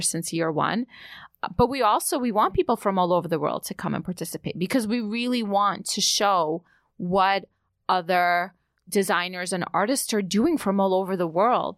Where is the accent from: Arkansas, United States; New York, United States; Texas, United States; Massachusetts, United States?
New York, United States; New York City; also born or lived in Odessa, Ukraine; as a kid growing up in New York